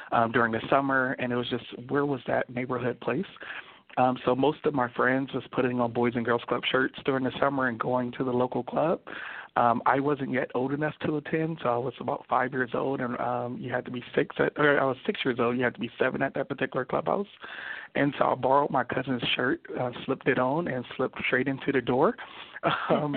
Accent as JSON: {"language": "English", "town": "Los Angeles", "region": "California", "country": "United States", "tie": "born or raised there", "also_born_or_lived": "Compton, California", "said": "I grew up in Compton and Watts"}